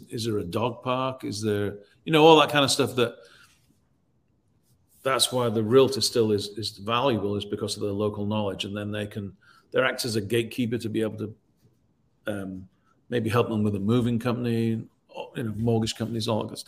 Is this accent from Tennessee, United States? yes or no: yes; Nashville, Tennessee, United States; Well, I'm from Nashville, so then that links me to that city